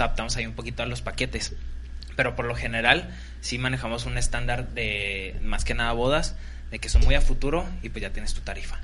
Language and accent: Spanish; Cuauhtémoc, Chihuahua, Mexico; yo que soy de Cuauhtémoc